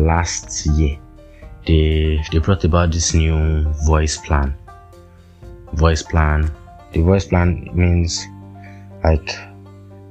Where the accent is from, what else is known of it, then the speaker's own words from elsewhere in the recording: Nigeria; as a Nigerian living in Nigeria